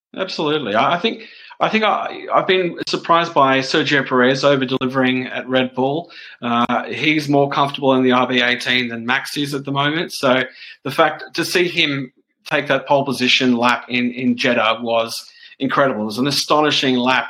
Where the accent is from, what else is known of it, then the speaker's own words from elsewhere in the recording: Australia; me as an Australian